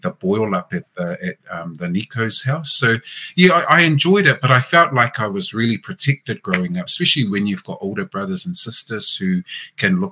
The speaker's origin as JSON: {"language": "English", "region": "Auckland", "country": "New Zealand", "tie": "born or raised there", "said": "we grew up on Preston, in Ōtara, and was really good there"}